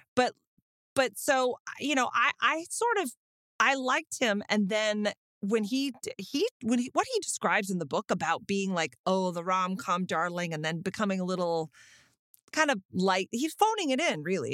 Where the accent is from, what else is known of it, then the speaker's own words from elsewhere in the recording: Austin, Texas, United States; I'm from Austin